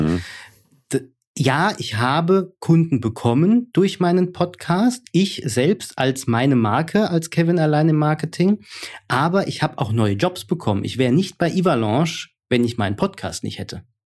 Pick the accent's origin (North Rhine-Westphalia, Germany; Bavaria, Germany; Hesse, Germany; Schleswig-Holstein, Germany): Hesse, Germany; accent: Hessian; ich bin halt aus Hesse